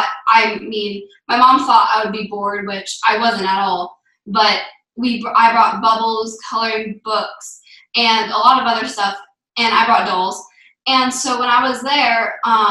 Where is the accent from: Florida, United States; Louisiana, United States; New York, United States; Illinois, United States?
Florida, United States; Wellington; I'm 11 years old, and I'm from Wellington, Florida.